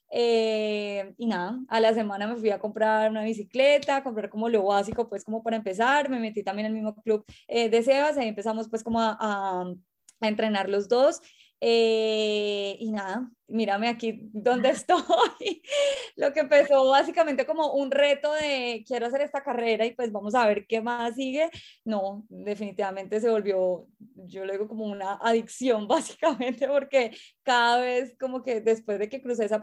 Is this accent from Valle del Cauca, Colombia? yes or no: yes; Cali, Valle del Cauca, Colombia; Tengo 32 años y soy de Cali.